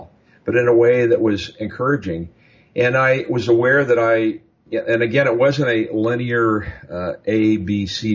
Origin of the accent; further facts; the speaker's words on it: Midwest, United States; And I grew up in the Midwest.